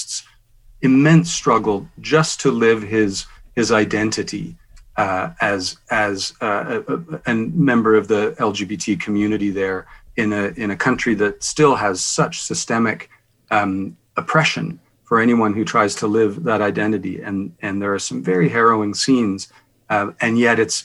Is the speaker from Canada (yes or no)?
yes; Canada; as Canadian filmmakers, that's the community that we're from